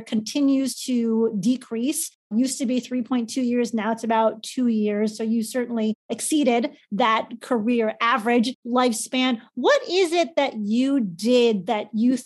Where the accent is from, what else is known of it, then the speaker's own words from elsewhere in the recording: Chicago, Illinois, United States; I'm from Chicago